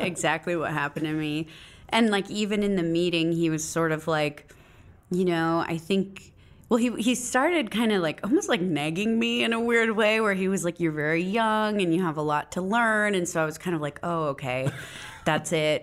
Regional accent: Phoenix, Arizona, United States; I was born in Phoenix, Arizona.

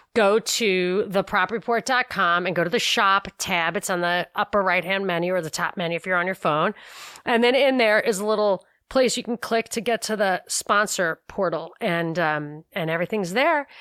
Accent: New York, United States; moved away; growing up in New York

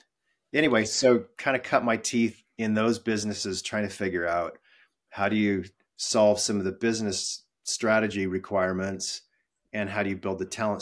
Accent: Western US, United States; So, where I'm from is a complicated question. I grew up in the Western US, California, Arizona, Utah.

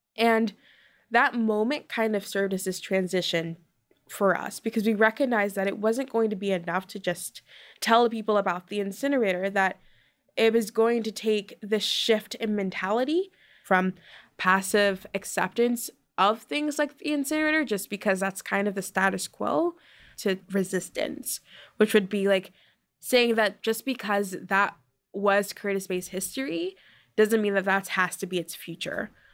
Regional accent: Baltimore, Maryland, United States; I'm from Curtis Bay, which is a small community in Baltimore.

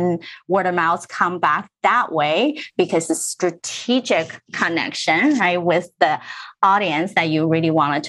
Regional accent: New Jersey, United States; also born or lived in Middlesex County, New Jersey; Growing up in Central Jersey, I was actually in Berkshire County when I was little, and then we moved to Middlesex County.

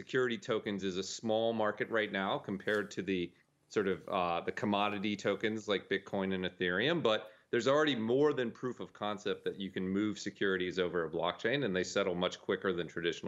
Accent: United States; as an American citizen

